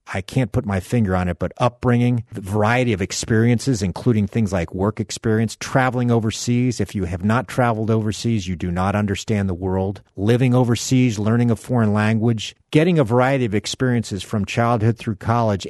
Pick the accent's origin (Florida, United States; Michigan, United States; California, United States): Florida, United States; South Miami; fishing in the canals of South Miami, Florida, where I grew up